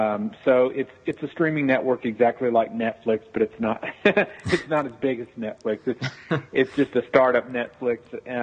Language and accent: English; Tulsa, Oklahoma, United States; Tulsa, Oklahoma.